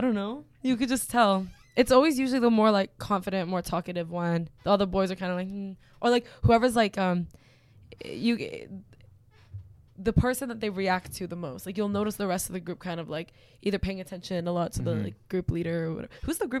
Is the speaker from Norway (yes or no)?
no; Canada; It's because I'm Canadian